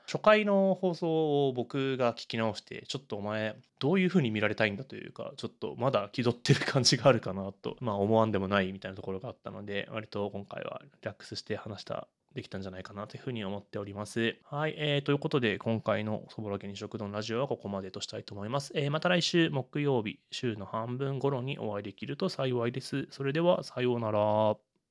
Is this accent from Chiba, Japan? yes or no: yes; Urayasu, Chiba, Japan; moved away as an adult; also born or lived in Nagano, Nagano; now in Kyojima, Tokyo, Japan; 僕は多分暮らしていた時期だけで言えば引っ越してからの高校を卒業するまでの浦安がまあ長い